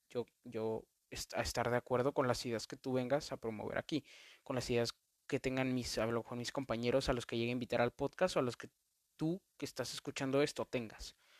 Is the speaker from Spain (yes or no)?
no; Mexico; en mi país, en México